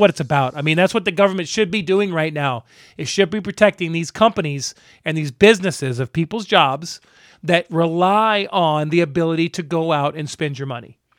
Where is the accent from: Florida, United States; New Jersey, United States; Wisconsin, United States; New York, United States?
Florida, United States; Tampa; Growing up in Tampa